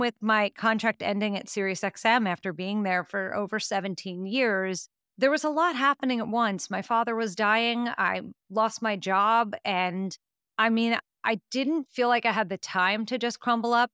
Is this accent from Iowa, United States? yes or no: no; New York, United States; I'm from New York